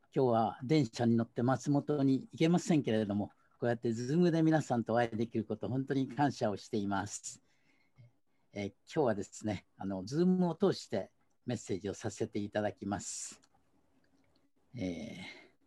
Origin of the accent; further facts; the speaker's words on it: Kagoshima, Japan; 九州の一番南、鹿児島で育ちました